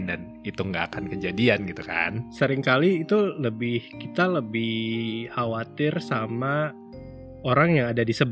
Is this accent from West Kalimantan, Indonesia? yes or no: yes; Sanggau, West Kalimantan, Indonesia; now in Bandung, Indonesia; Karena dulu aku pindahnya itu dari Kalimantan Barat, kota kecil pula ya dari Sanggau aku selalu takut kalau misalnya aku pindah lagi ke kota besar ke Bandung